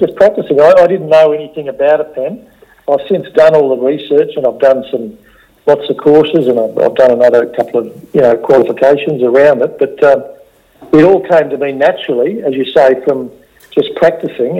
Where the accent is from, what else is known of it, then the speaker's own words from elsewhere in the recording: Australia; as an Aussie bloke